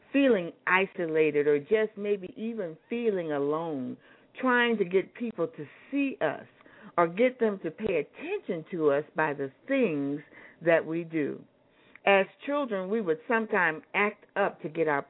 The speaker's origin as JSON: {"language": "English", "town": "Anchorage", "region": "Alaska", "country": "United States", "tie": "born or raised there", "said": "I grew up in Anchorage, Alaska"}